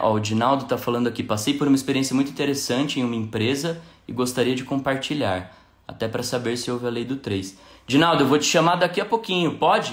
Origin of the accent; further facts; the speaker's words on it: São Paulo, Brazil; moved away as an adult; now in Belo Horizonte, Brazil; eu sou de São Paulo, moro em Belo Horizonte há pouco mais de dois anos